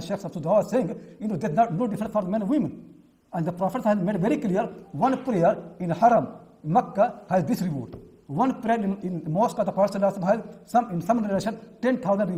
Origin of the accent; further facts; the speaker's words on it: India; now in United Kingdom; I'm from India